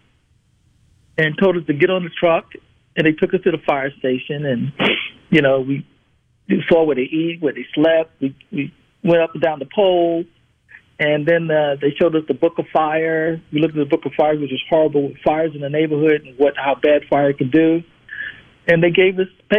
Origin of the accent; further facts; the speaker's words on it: New York City, New York, United States; moved away as an adult; now in Mississippi, United States; I grew up in Brooklyn, New York. And I got here about 11 and a half years ago, and I decided to stay.